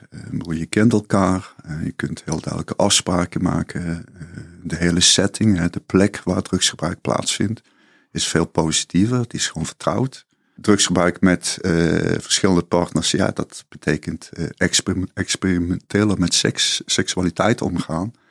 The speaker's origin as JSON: {"language": "Dutch", "region": "Limburg", "country": "Netherlands", "said": "toen ik naar Amsterdam verhuisde. Ik, ik kwam uit Zuid-Limburg."}